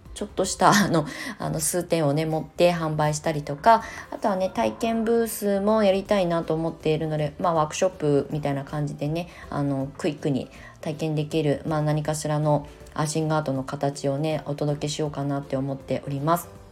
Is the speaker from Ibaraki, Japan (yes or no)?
yes; Kasama, Ibaraki, Japan; moved away as an adult; also born or lived in Kamakura/Shonan, Kanagawa; now in Kamakura, Japan; U ターン移住して茨城県笠間市というね生まれ育った故郷に帰ってまた再スタートする